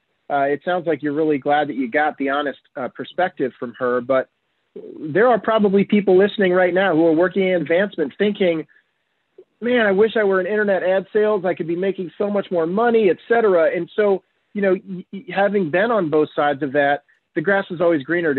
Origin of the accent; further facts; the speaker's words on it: Northeast Iowa, United States; where I grew up in Northeast Iowa